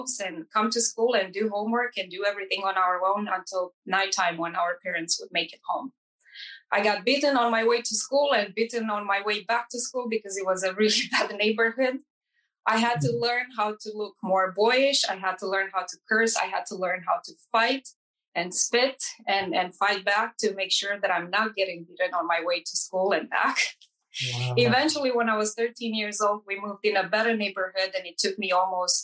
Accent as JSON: {"language": "English", "country": "Romania", "tie": "born or raised there", "second_language": "English", "moved": "yes", "said": "I grew up in Romania, in East Europe. It's a Latin country. I was born and raised in a communist country."}